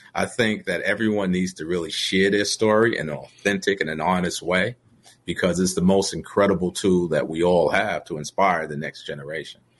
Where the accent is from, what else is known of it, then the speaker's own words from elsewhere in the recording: New York City, New York, United States; also born or lived in Brooklyn; It's literally a mile away from where I grew up in the projects.